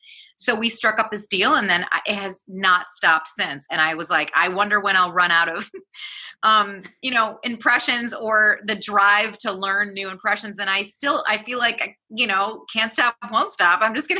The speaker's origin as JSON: {"language": "English", "region": "Michigan", "country": "United States", "said": "learning the American Standard English, and the first day that I went, it was like … I'm from Michigan, and I'm really excited to be here."}